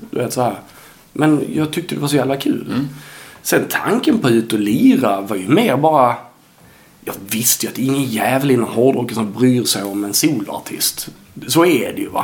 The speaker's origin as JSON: {"language": "Swedish", "country": "Sweden", "also_born_or_lived": "Helsingborg", "said": "som svensk"}